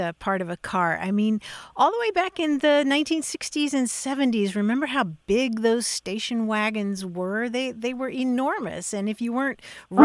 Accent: Kentucky, United States; moved away; growing up in Kentucky.

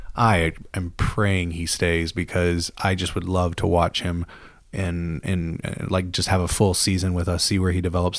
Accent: Mississippi, United States; moved away as an adult; also born or lived in England; growing up in Mississippi

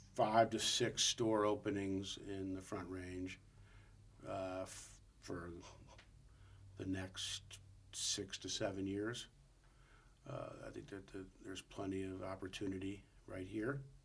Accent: St. Louis, Missouri, United States; moved away; I grew up in St. Louis

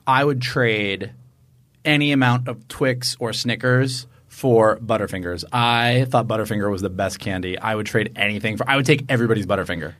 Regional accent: Florida, United States; We're from Florida

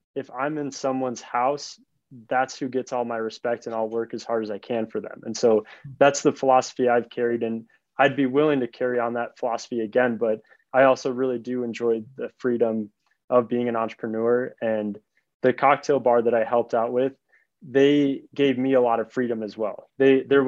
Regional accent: Chicago, Illinois, United States; now in Colorado, United States; I grew up in Chicago and always dreamed of moving to Colorado, which is where I live now.

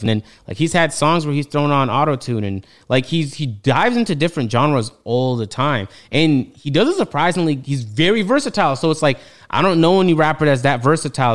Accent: Toronto, Ontario, Canada; I'm from Toronto, so when he's talking about Kennedy Road, I'm like, yeah, I know

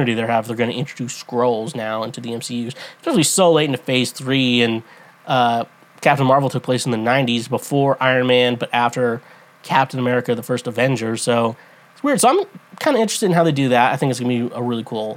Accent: United States; I'm American.

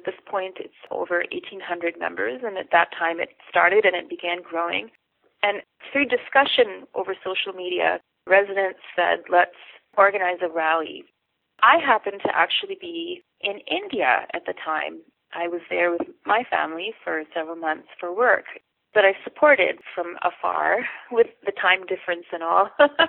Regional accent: Toronto, Ontario, Canada; also born or lived in Pakistan; as a young person growing up in Toronto, I had moved to Toronto from Pakistan at 11 after having been born in Canada

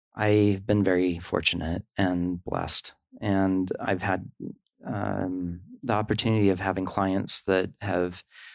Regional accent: Sandy, Utah, United States; now in Long Beach, United States; So I was raised in Sandy, Utah with two older sisters, Linda and Renee, and a family dog named Bubbles. And I have a strong Mormon family background.

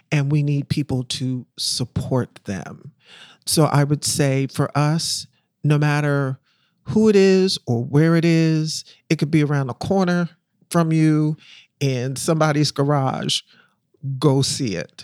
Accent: Philadelphia, Pennsylvania, United States; moved away as an adult; also born or lived in Harlem, New York / Brooklyn, New York; I'm from Philadelphia. I was born and raised in Philly. I'm still a Philly girl.

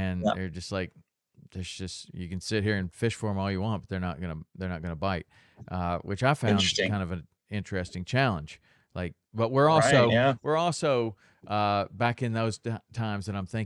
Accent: Tennessee, United States; now in Florida Keys, United States; I grew up in Tennessee catching largemouth bass

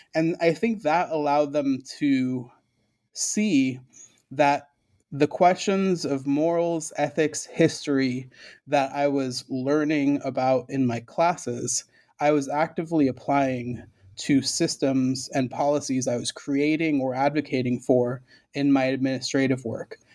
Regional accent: right outside of Hartford, Connecticut, United States; first language Spanish; English is a second language; I grew up in Connecticut, right outside of Hartford, in a small, little, affordable housing co-op

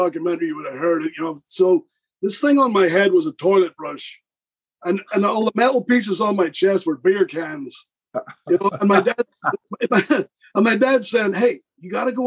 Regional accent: about 10 miles from Belfast, Northern Ireland, United Kingdom; accent: Northern Irish; moved away; also born or lived in Georgia, United States; I'm from Northern Ireland. I'm like 10 miles Belfast.

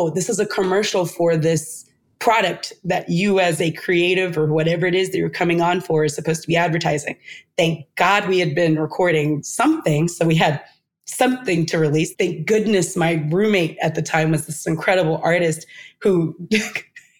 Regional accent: Texas, United States; I'm coming from Texas in a city where I've been scammed my whole life on and off

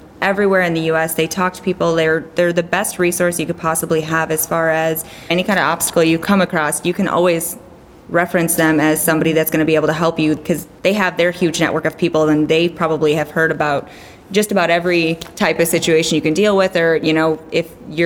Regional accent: Wisconsin, United States; now in Fairbanks, United States; I grew up in Wisconsin

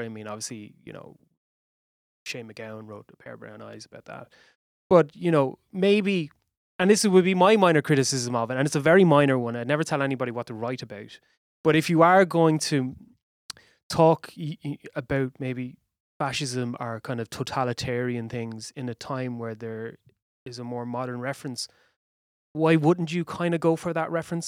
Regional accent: Waterford, Munster, Ireland; I grew up in Waterford

